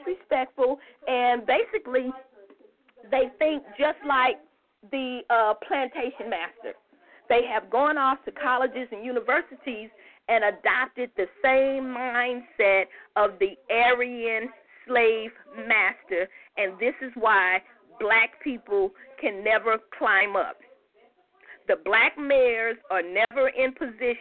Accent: United States; black Americans, we are the only people that don't have an identity in front of American

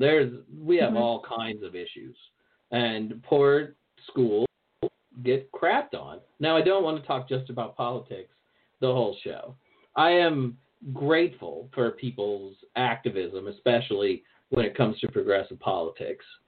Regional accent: American South, rural Virginia, United States; moved away; I grew up in the American South for to a large degree. So I went to high school. Well, I went to high school and I went to junior high mostly in rural Virginia

